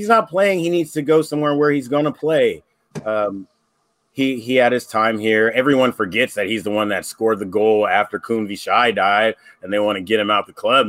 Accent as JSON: {"language": "English", "country": "United States", "said": "as an American"}